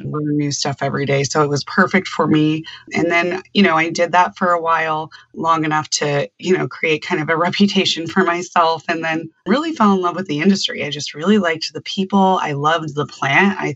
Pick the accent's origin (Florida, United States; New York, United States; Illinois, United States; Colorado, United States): Colorado, United States; I grew up in Colorado. I'm a Colorado native.